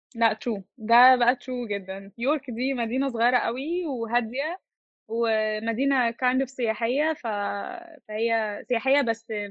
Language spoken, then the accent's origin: Arabic; Egypt; also born or lived in York, England; احنا عندنا في مصر